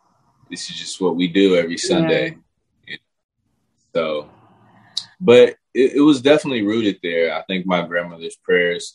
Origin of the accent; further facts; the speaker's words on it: Pasadena, California, United States; also born or lived in Los Angeles; I was raised in Pasadena, California